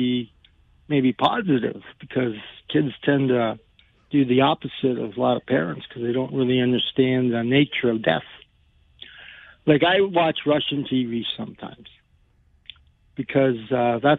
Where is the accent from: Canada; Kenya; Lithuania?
Canada; Kitchener, Ontario; I was born in Kitchener, and I'm 65